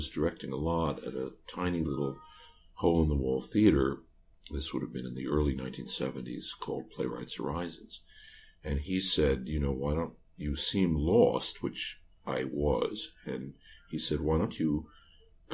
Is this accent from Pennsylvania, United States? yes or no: no; New York City, New York, United States; I'm from New York City